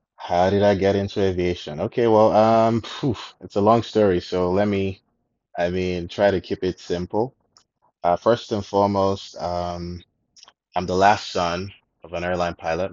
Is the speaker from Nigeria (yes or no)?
yes; Nigeria; also born or lived in South Africa; I'm Nigerian. Um, I grew up okay. in Nigeria most of the time.